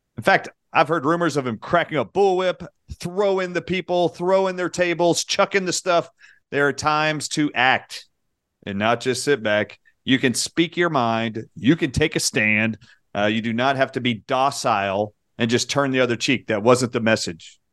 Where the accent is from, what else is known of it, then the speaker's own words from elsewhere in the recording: United States; growing up in America